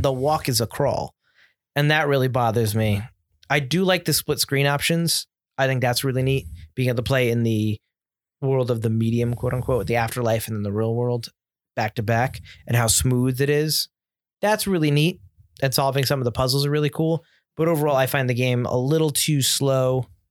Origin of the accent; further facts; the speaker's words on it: United States; as an American buyer